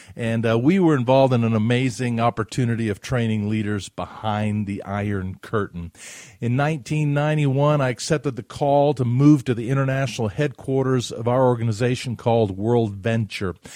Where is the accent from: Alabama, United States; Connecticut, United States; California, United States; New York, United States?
Alabama, United States; Huntsville; my neighborhood where I grew up in Huntsville, Alabama